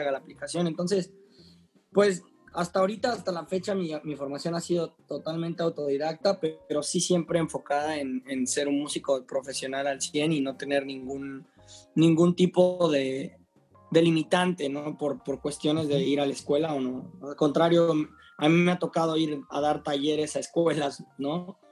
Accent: Juchitán, Oaxaca, Mexico; now in Mexico City, Mexico; soy un guitarrista y compositor de la ciudad de Cuchitán, Oaxaca, soy oaxaqueño, radicado en Ciudad de México, este, desde hace muchos años

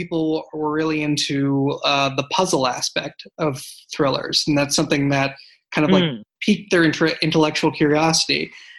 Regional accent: Boston, Massachusetts, United States; now in San Francisco Bay Area, United States; I'm from Boston originally

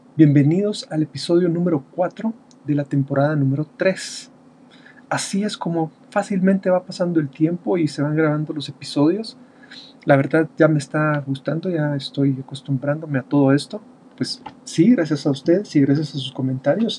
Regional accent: Guatemala; Yo estoy acá en Guatemala. En mi país el 17 de junio se celebra el Día del Padre

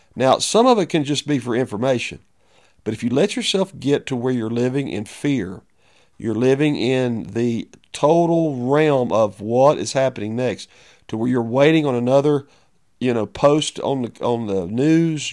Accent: United States; as a pastor of a church, as an American

